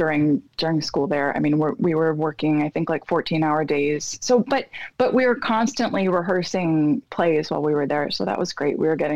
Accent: South Florida, United States; also born or lived in Philadelphia, Pennsylvania; I was born in Philadelphia, Pennsylvania, and I lived there until I was like 7, 8. And then my family and I moved down to South Florida, where I grew up.

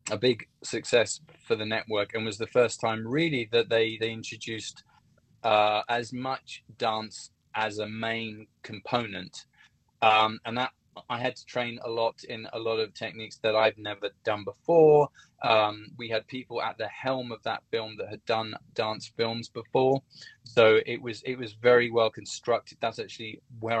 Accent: Hertfordshire, East of England, United Kingdom; also born or lived in London; From Hertfordshire

